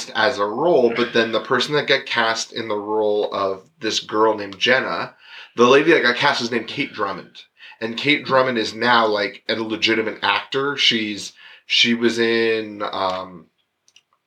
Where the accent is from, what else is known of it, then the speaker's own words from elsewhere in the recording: London, Ontario, Canada; I grew up in London, Ontario.